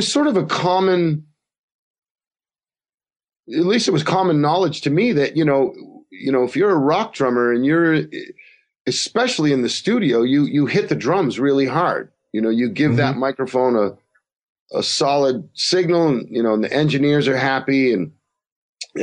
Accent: Massachusetts, United States; also born or lived in Providence, Rhode Island; I grew up in Massachusetts

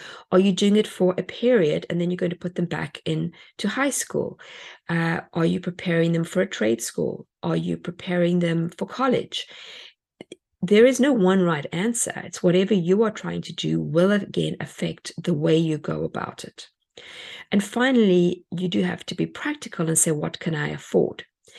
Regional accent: South Africa; moved away; We came from South Africa and everything was on a boat.

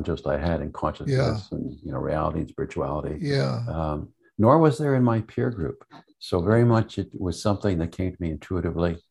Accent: Montreal, Quebec, Canada; also born or lived in Vermont, United States; I grew up in Montreal

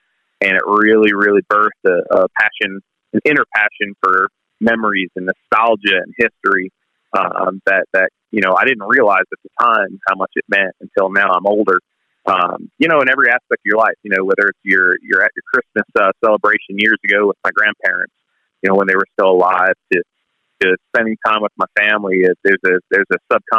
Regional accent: Long Island, New York, United States; I'm just a simple kid from Long Island, New York

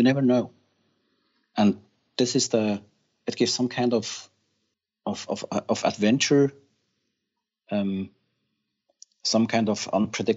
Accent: Thun, Bern, Switzerland; also born or lived in Zurich; the family moved to Thun. This is where Adorance is. And I grew up in Thun

